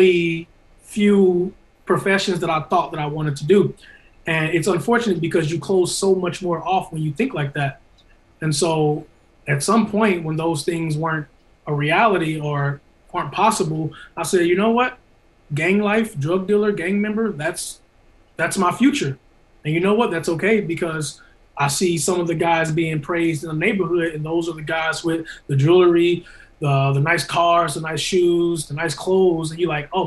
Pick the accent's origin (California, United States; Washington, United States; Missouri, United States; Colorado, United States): Missouri, United States; St. Louis; I come from St. Louis, North Side, North City, Walnut Park area